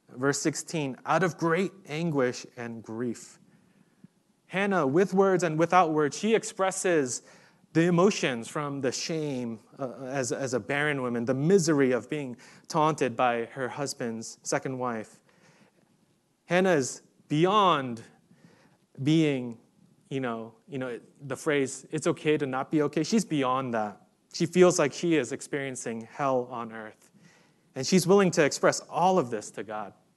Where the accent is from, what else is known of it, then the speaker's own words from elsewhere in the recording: New York City, New York, United States; moved away; I grew up in New York City